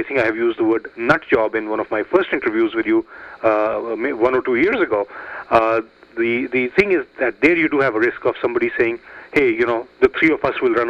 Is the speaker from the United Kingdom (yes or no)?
no; Pakistan; now in United States; I was born in Pakistan. I'm an American, but I was born in Pakistan, and I have family there.